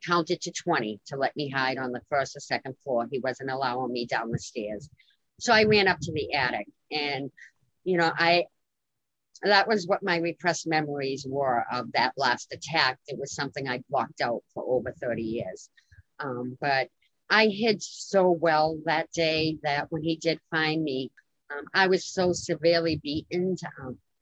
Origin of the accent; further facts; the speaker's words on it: Lowell, Massachusetts, United States; in my hometown